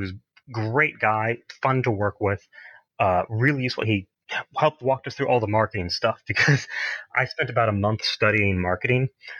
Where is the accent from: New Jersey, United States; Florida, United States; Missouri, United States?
Missouri, United States; Kansas City; Born and raised.